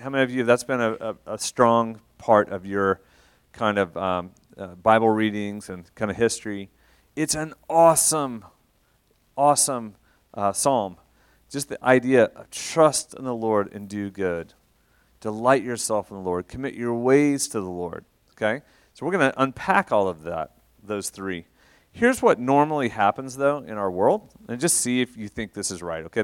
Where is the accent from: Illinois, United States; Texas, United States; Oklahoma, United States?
Oklahoma, United States; Shawnee; moved away as an adult; also born or lived in Russia / Atlanta / London; now in Oklahoma City, United States; I'm from Shawnee originally. Um, I grew up, uh, in Shawnee, went to O B U